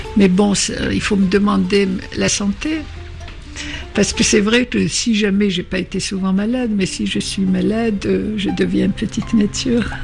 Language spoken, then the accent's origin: French; Algeria; first language Arabic (Algerian dialect); French is a second language; moved away as an adult; also born or lived in France; mon origine, à ma culture, à mon pays natal